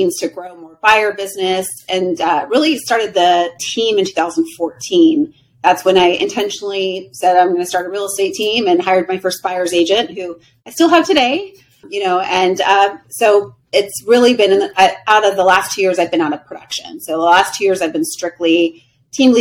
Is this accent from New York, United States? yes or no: no; Riverside, California, United States; moved away as an adult; also born or lived in Huntington Beach, California; now in Scottsdale, United States; I grew up in Riverside, California, and I got out of there when I was 18 to the beach